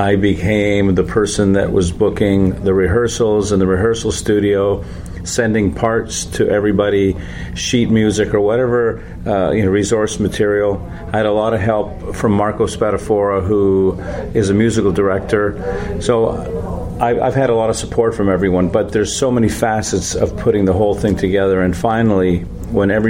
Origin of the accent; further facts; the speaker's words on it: Canada; we're from Canada